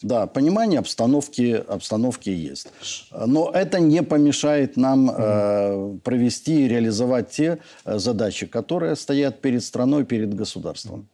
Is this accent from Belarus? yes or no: yes; Belarus; мы, белорусы, единая семья